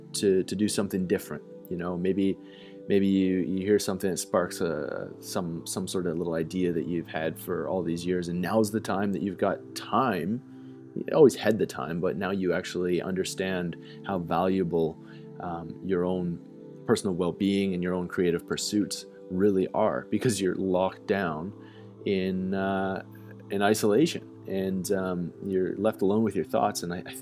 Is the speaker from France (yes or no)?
no; Calgary, Alberta, Canada; It's like a post-punk, politically fueled little project from Calgary, Alberta, my hometown.